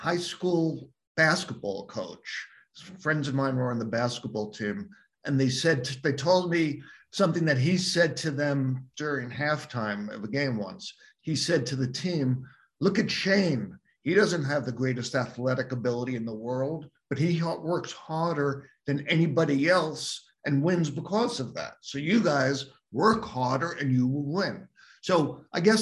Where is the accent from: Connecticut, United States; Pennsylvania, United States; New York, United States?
New York, United States; Long Island; I'm a native New Yorker, grew up on Long Island